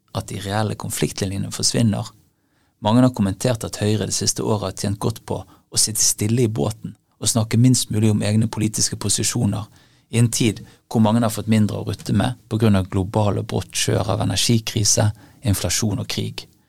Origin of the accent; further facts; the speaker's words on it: Bergen, Vestland, Norway; I min hjemby Bergen